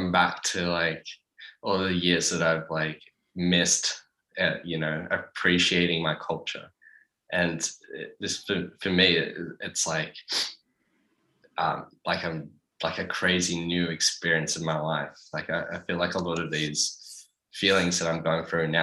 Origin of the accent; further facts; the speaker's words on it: Sydney, New South Wales, Australia; growing up in the Shire